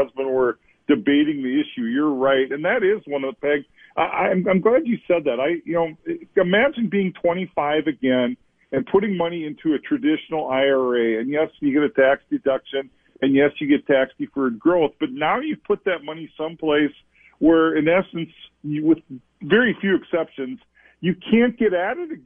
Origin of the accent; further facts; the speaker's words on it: Olivia, Minnesota, United States; I grew up in Olivia